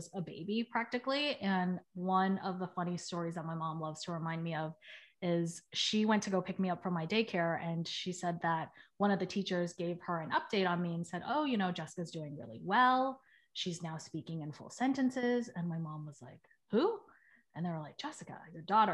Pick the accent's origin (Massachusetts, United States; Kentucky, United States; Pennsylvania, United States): Massachusetts, United States; Boston; moved away as an adult; now in San Francisco, United States; I grew up in the South End, which is like a little neighborhood in Boston